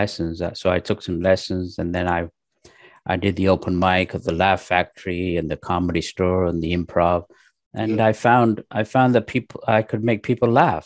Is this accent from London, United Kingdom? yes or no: yes; London, United Kingdom; moved away as an adult; now in Los Angeles, United States; When I was raised in London, I went to high school in England